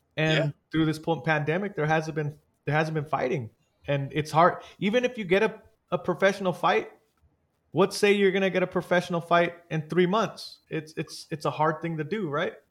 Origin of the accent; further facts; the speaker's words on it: San Jose, California, United States; also born or lived in Los Banos, California; I grew up in Eastside San Jose and Eastside San Jose is not the best area